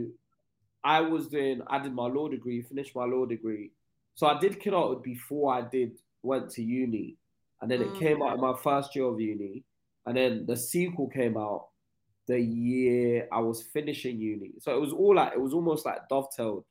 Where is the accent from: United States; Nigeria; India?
Nigeria; now in England; I grew up in Nigeria. I moved there when I was 10